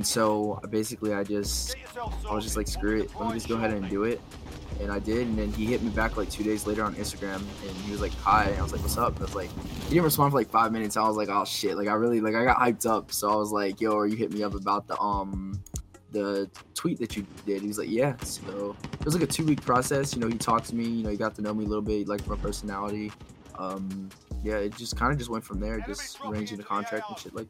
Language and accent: English; Lakeland, Florida, United States; moved away as an adult; now in Los Angeles, United States; I'm a music producer based out of Lakeland, Florida, but I recently moved to Los Angeles, Hollywood Hills.